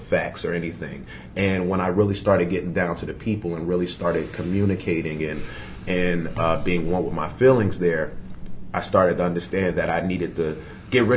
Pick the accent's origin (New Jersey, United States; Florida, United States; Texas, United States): New Jersey, United States; Newark; I come from Newark, New Jersey. I come from, you know, violent neighborhood, you know, dysfunctional families